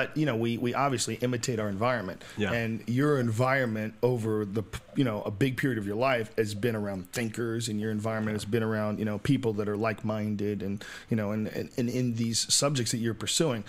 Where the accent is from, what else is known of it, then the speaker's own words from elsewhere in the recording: Massachusetts, United States; accent: Boston; I had a Boston accent for a while. I got rid of my Boston accent.